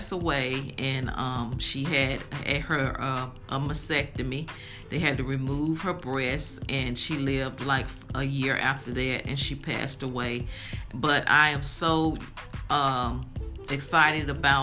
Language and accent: English; Greensboro, North Carolina, United States; We grew up in Greensboro, North Carolina